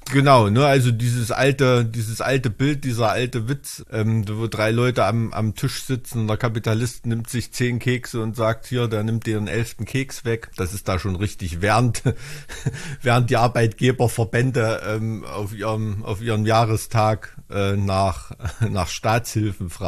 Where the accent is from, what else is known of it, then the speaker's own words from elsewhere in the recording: Thuringia, Germany; wo man als Thüringer so oft als Sachse klassifiziert wird